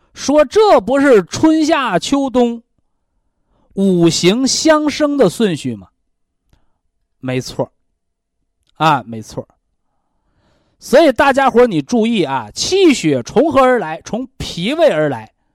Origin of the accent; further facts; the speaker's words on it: China; 我们中国人的文化叫先人后己